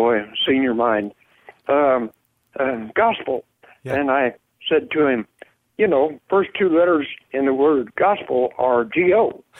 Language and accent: English; Mid-state Nebraska, United States; moved away as an adult; now in Texas, United States; I'm a farmer from Midstate Nebraska